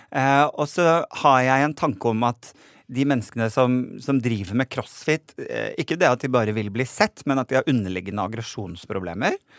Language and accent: Norwegian; Nordland, Norway; nordlandsbunaden, fordi det er det jeg har tilhørighet til